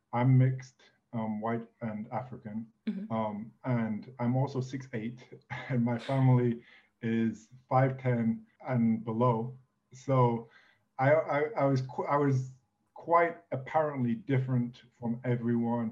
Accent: England, United Kingdom; moved away as an adult; also born or lived in United States / France / Italy; I'm an English citizen, born and raised, but left England when I was 18

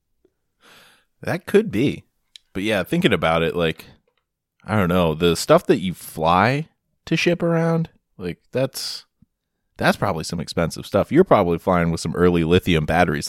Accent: United States; as an American over in, in Germany

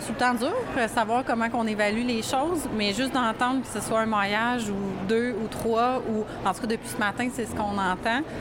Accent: Sorel-Tracy, Quebec, Canada

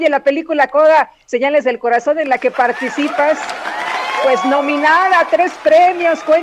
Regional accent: Mexico; now in New York, United States; siempre se siente uno como mexicano muy, muy contento.

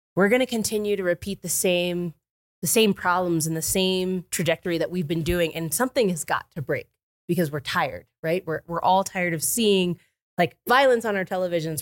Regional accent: Florida, United States; moved away as an adult; now in Summit County, United States; I grew up in Florida

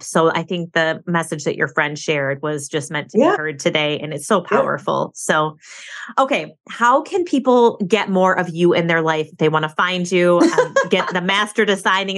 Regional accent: Michigan, United States; I moved back to my hometown, lived with my parents for a couple of years.

